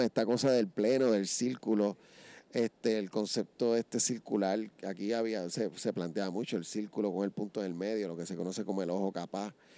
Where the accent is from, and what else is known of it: Puerto Rico